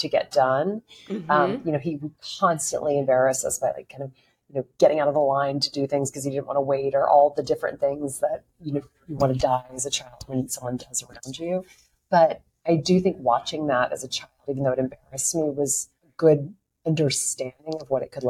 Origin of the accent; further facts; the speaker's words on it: Lake Charles, Louisiana, United States; now in New York, United States; I grew up in a place called Lake Charles, Louisiana